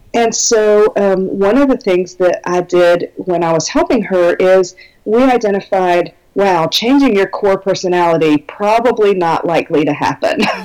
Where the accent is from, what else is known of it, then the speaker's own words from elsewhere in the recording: Minnesota, United States; I am from Minnesota in the United States, and it's very cold here